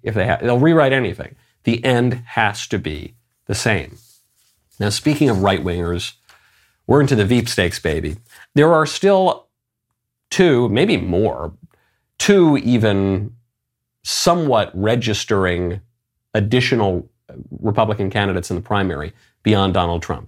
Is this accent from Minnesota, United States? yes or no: no; New York, United States; I'm a New Yorker